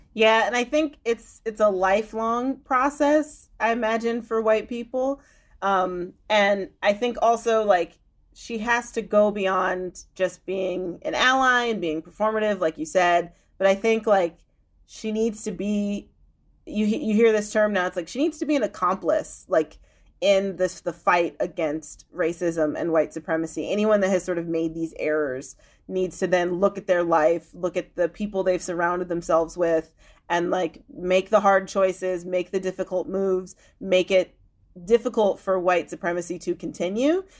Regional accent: Chicago suburbs, Illinois, United States; I grew up in the Chicago suburbs

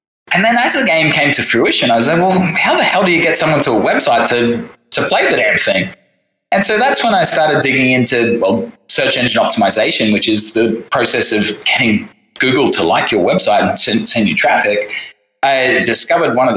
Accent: Australia; moved away as an adult; also born or lived in London, United Kingdom; now in Saigon, Vietnam; I'm from the little island home of Australia.

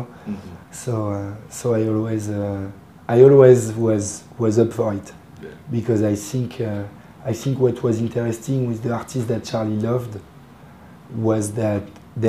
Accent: Paris, Île-de-France, France; English is a second language; I'm from Paris

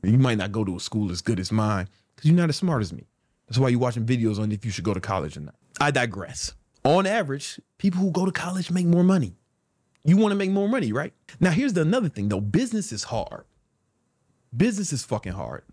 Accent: Chicago, Illinois, United States; I'm from South Side of Chicago

